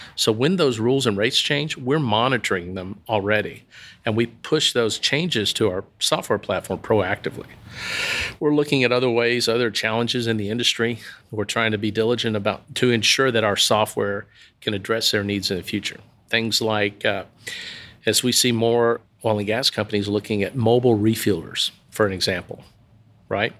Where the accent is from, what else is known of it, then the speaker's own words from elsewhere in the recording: Waxahachie, Texas, United States; I'm originally from Waxahachie.